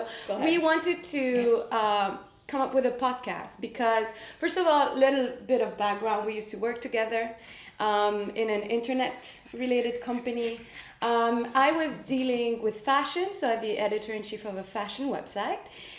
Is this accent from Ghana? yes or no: no; Tunis, Tunis Governorate, Tunisia; now in Dubai, United Arab Emirates; I'm from Tunis, North Africa.